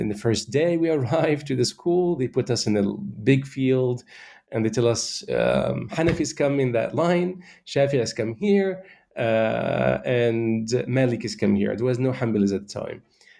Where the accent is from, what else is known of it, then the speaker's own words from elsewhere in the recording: Shubrakhit, Beheira, Egypt; I grew up in Egypt, in the West Nile Delta, in a small town called Shubrakhit.